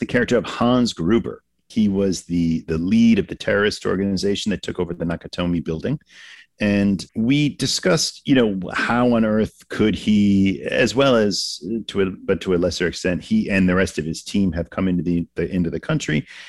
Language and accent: English; Massachusetts, United States; I grew up in Massachusetts, so going in in Boston as a kid